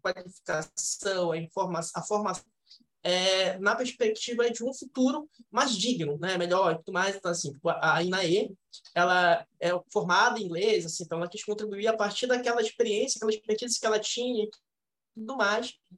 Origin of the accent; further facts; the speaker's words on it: Belém, Pará, Brazil; a gente é da Cabanagem, a gente é do lado oposto da cidade